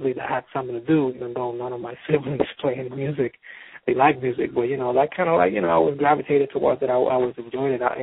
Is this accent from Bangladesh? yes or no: no; San Juan, Puerto Rico; moved away as an adult; also born or lived in Boston, United States; I grew up in San Juan, in a section of San Juan called Santurce